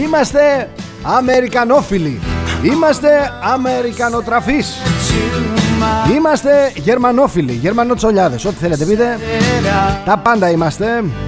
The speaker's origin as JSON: {"language": "Greek", "country": "Greece", "said": "εμείς σαν Έλληνες"}